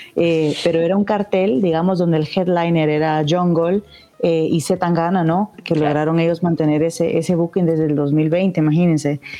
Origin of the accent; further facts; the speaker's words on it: Guatemala; soy de Guatemala